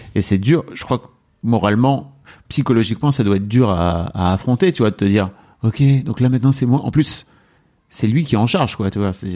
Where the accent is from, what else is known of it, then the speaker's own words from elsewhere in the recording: France; nous en tant que Français